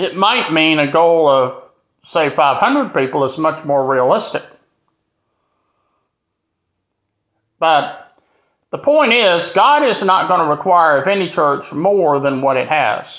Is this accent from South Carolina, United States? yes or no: yes; Greenville, South Carolina, United States; here in my hometown of Greenville, South Carolina